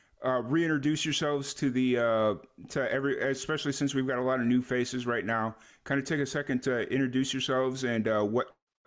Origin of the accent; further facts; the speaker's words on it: Chicago, Illinois, United States; moved away; also born or lived in Florida / New Mexico; I grew up in Chicago, so I'm used to it. Like, it's second nature to me, but I also lived in Florida for a good amount of years, and I lived in New Mexico for a good amount of years